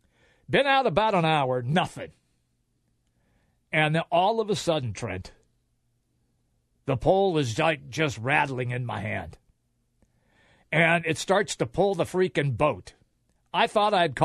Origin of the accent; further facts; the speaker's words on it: Seattle, Washington, United States; growing up in Seattle